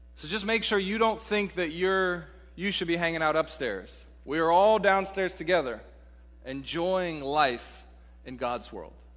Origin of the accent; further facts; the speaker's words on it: Seattle, Washington, United States; also born or lived in Texas; for a Seattleite, I grew up in Seattle